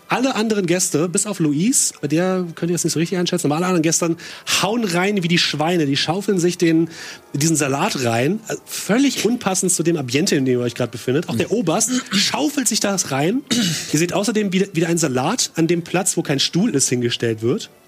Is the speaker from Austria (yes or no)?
no; United Kingdom; German is a second language; Ich meine, ich ja. bin Brite